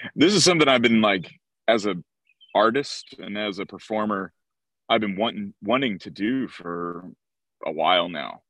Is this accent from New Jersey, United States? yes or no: yes; outside of Philadelphia, New Jersey, United States; I grew up in South Jersey, outside of Philadelphia